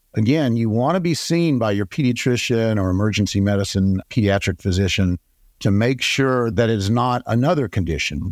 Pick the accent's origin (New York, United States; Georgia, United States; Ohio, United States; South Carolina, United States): Georgia, United States; Atlanta; also born or lived in Texas; I was born here in Atlanta and went away and did my training in critical care, pediatric intensive care in Texas. I came back in nineteen ninety-two